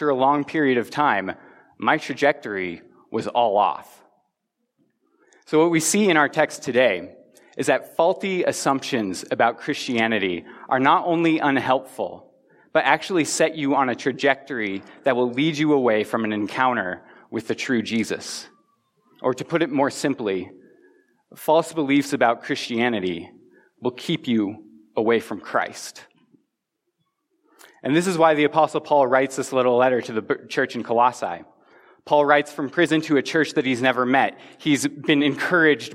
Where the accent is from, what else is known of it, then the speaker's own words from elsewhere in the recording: Front Range of Colorado, United States; I grew up on the Front Range of Colorado, which means that the mountains have always been to my west.